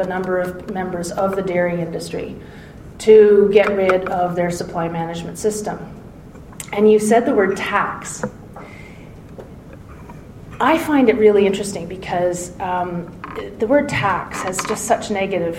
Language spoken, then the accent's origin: English; Southern Ontario, Canada; also born or lived in Toronto; I'm from Ontario, Southern Ontario.